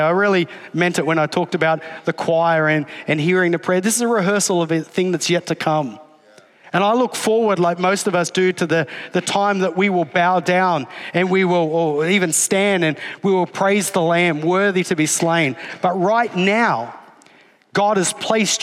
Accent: Australia; I'm Australian

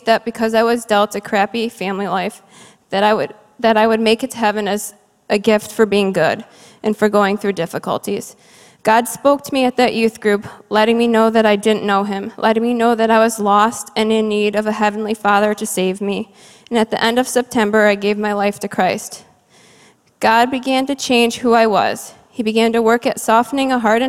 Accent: Cleveland, Ohio, United States; I grew up in Cleveland, Ohio, the only child to my parents

